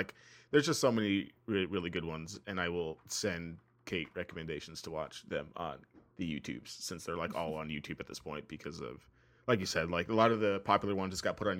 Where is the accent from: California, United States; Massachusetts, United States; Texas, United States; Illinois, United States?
Texas, United States; El Paso; I grew up in El Paso.